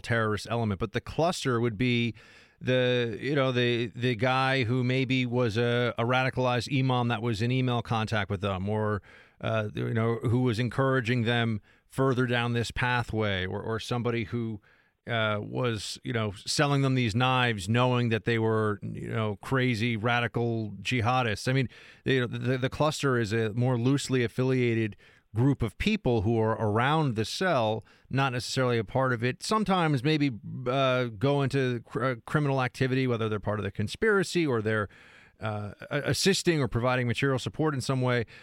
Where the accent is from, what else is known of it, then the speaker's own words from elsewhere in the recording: United States; I'm an American doing a show in America